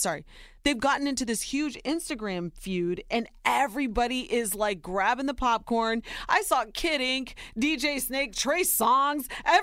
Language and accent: English; Ohio, United States; born or raised there